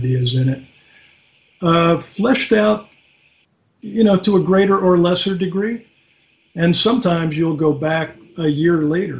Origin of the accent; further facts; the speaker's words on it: Philadelphia, Pennsylvania, United States; I grew up in West Philly